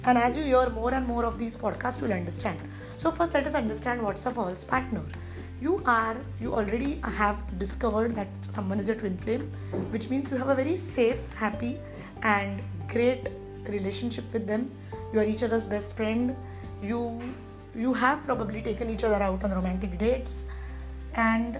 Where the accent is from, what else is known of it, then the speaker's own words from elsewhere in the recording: India; I come from India